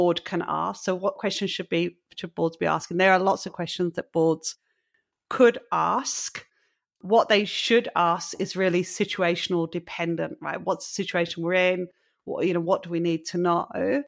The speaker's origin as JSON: {"language": "English", "region": "England", "country": "United Kingdom", "tie": "born or raised there", "said": "as a lady growing up in England"}